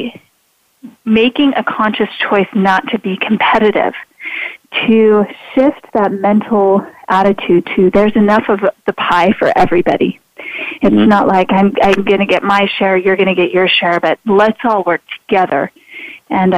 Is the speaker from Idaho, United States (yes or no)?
yes; Idaho, United States; I'm a girl from Idaho. I live in a town still of less than 5,000